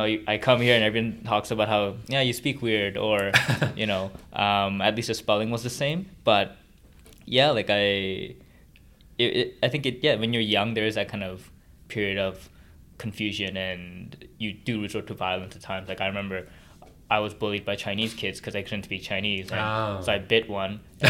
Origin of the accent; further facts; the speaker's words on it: Czechia; And so, you know, growing up in the Czech Republic and stuff